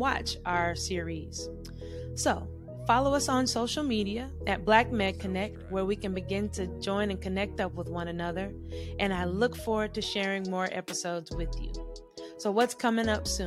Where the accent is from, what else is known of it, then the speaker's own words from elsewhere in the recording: Charlotte, North Carolina, United States; I grew up in Charlotte, North Carolina